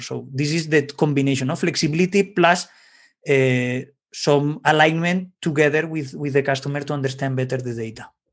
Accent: Valencia, Valencian Community, Spain; in Valencia, my, let's say my hometown in Spain

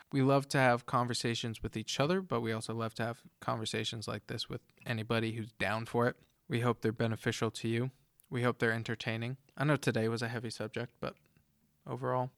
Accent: United States; But growing up in America, everything is freedom and individuality

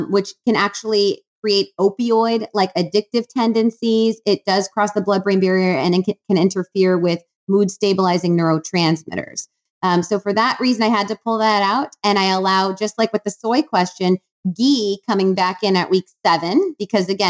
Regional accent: Wisconsin, United States; now in Austin, United States; I'm from Wisconsin

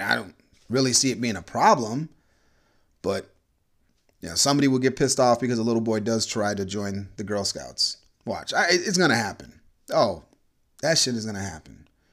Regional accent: Orlando, Florida, United States; I grew up in Florida, in Orlando

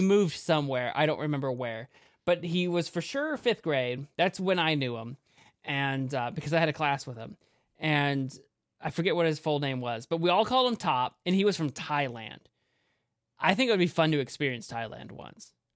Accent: United States; I'm an American

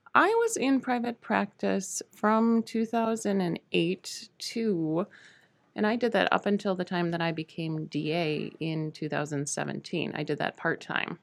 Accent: Hayward, Wisconsin, United States; also born or lived in Spooner, Wisconsin / Shell Lake, Wisconsin; the family moved up to Hayward. I finished high school up there

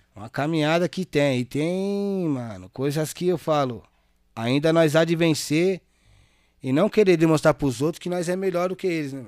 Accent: Itaquaquecetuba, São Paulo, Brazil

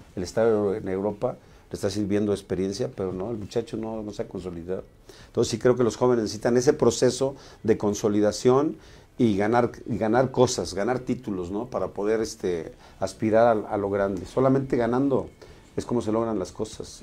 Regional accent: Mexico; No nos respetamos como mexicanos

